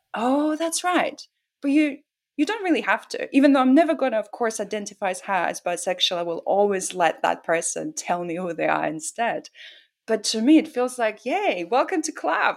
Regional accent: Russia; moved away; Growing up in Russia was very, it's like living in the box almost literally

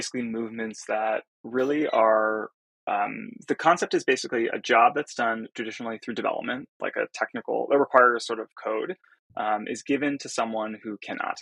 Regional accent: Silicon Valley, California, United States; I grew up in Silicon Valley

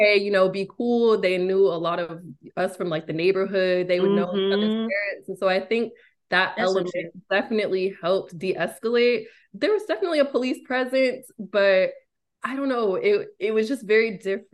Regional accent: East Bay, Bay Area, California, United States; growing up in the Bay Area, specifically the East Bay

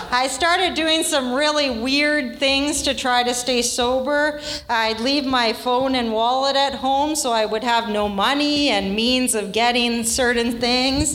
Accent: Vancouver, British Columbia, Canada; I'm from Vancouver

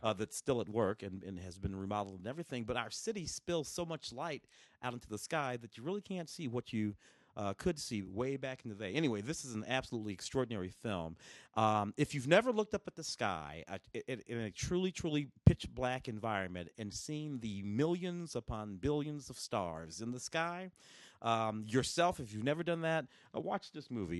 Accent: St. Louis, Missouri, United States; also born or lived in Tennessee; now in Los Angeles, United States; I was born in Tennessee, grew up in St. Louis

